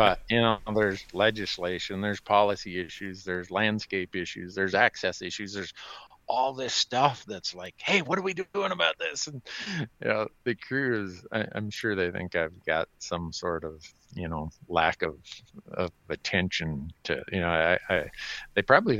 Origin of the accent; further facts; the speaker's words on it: Big Falls, Minnesota, United States; here's some snotty-nosed punk growing up in Big Falls, Minnesota, like I was